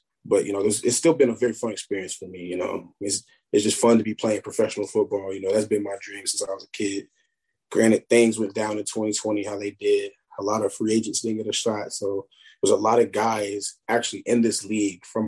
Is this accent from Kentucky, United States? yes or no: yes; Murray, Kentucky, United States; that's my hometown, you know, I take a lot of pride coming from Murray